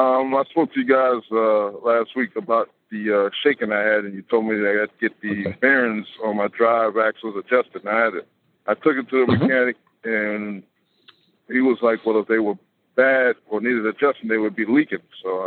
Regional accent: Georgia, United States; Yes, I'm from Georgia. I'm not in Georgia. I'm in Kentucky right now, though.

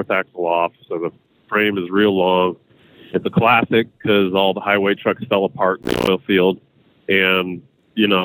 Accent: Cheyenne, Wyoming, United States; I'm from Cheyenne, Wyoming

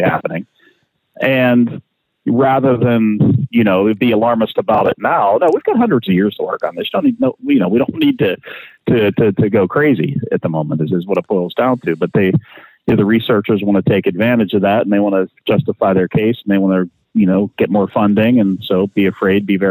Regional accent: Pittsburgh, Pennsylvania, United States; here in Pittsburgh when I was a kid

